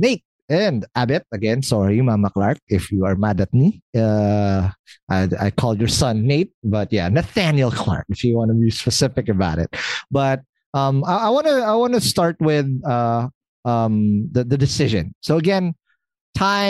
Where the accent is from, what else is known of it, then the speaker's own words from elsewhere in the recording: Philippines; being the Filipino that I am